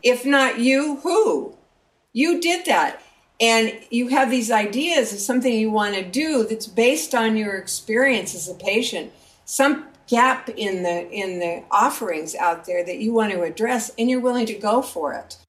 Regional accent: Eastern Montana, United States; Eastern Montana, my hometown

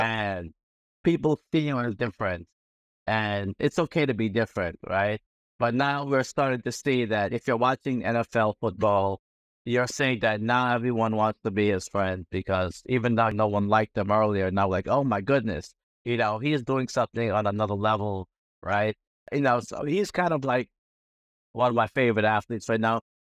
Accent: New York City, New York, United States; being a New Yorker

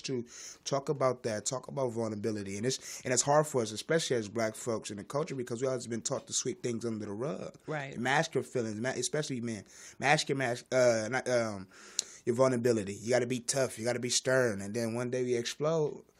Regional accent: Los Angeles, California, United States; I'm from South Central

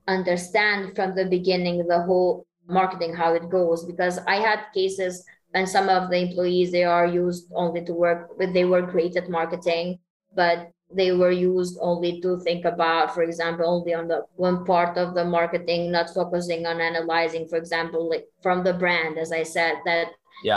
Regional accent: Kosovo; we're from Kosovo

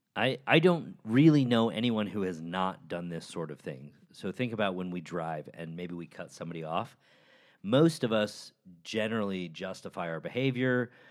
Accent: Chicago, Illinois, United States; the University of Chicago, my hometown

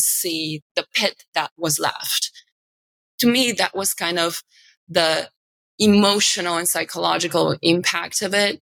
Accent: Bulgaria; moved away as an adult; also born or lived in New York; now in New York City, United States; I'm from Eastern Europe

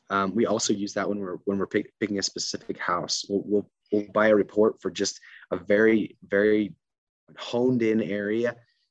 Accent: Utah, United States; I'm from Utah

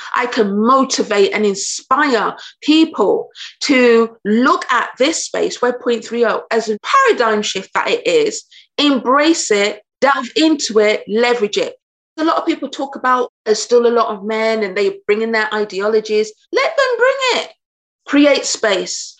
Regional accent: United Kingdom; I'm British, so I'm very anglicized

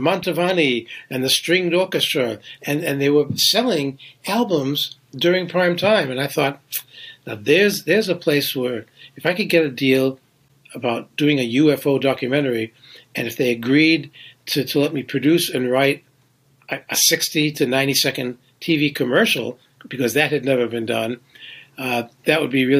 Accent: New Hampshire, United States; moved away as an adult; now in New York City, United States; I came to New York from New Hampshire in 1970 with a suitcase and guitar. I was a folk singer, and I was trying to make it.

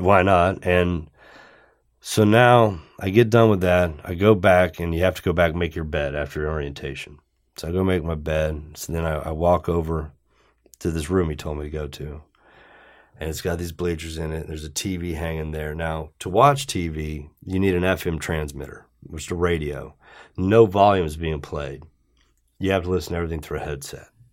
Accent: Johnstown, Ohio, United States; I was from Johnstown, Ohio.

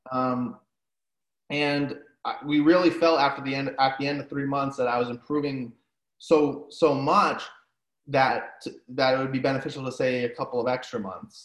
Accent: New England, Rhode Island, United States; I'm from New England, Rhode Island

